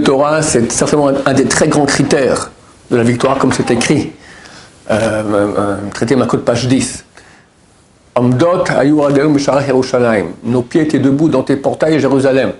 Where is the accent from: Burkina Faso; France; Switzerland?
Switzerland; chez nous en Suisse